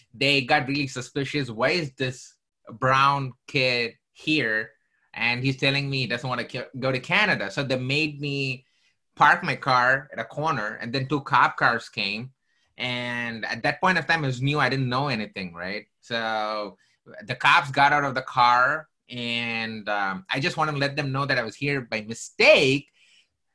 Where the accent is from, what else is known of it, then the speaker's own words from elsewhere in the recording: South India, India; moved away; I came from southern part of India